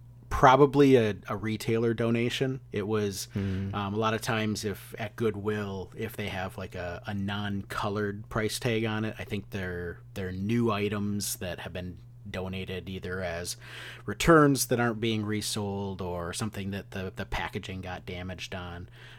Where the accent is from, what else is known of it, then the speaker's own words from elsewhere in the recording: Midwest, United States; now in East Coast, United States; And it seems like it was more widely known here on the East Coast than it was certainly when I was growing up in the Midwest.